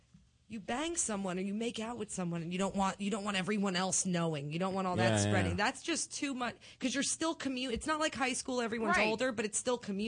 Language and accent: English; Belleville, New Jersey, United States; my town where I grew up in Belleville, it was like, if you're white, you're probably Italian or Irish.